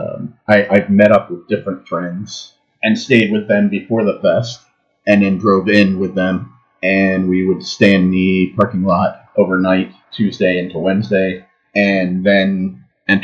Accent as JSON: {"language": "English", "town": "Philadelphia", "region": "Pennsylvania", "country": "United States", "moved": "yes", "lives_now": "Phoenix, United States", "said": "I'm originally from Philadelphia, Pennsylvania, but currently live in Phoenix, Arizona"}